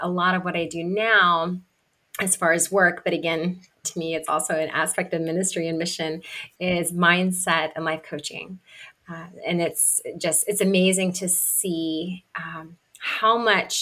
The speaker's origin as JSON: {"language": "English", "region": "Kentucky", "country": "United States", "tie": "born or raised there", "said": "I grew up in Kentucky."}